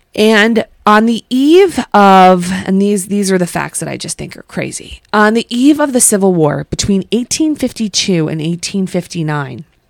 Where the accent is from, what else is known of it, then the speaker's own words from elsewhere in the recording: New Jersey, United States; my home state